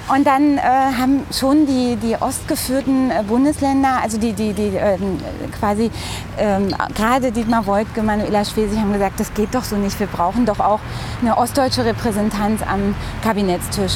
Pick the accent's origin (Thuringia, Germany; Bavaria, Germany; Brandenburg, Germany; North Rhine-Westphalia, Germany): Brandenburg, Germany; Briesen; moved away as an adult; also born or lived in Frankfurt (Oder); now in Berlin, Germany; ich bin, ähm, ja, wie gesagt, in einem kleinen Ort aufgewachsen, in der Nähe dort